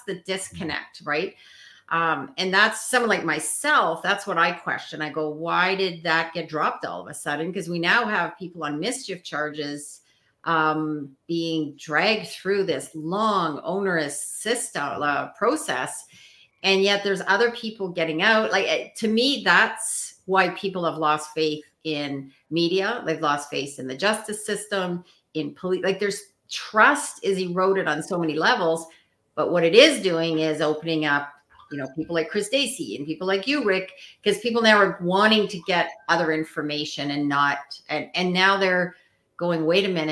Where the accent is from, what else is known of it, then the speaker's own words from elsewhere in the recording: Canada; as a Canadian